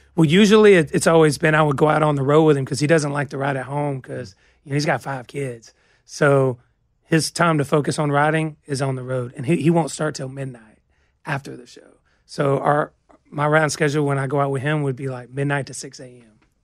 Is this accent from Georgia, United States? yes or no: yes; Georgia, United States; moved away; we're coming from Georgia, pine trees are just everywhere, so it makes me think of home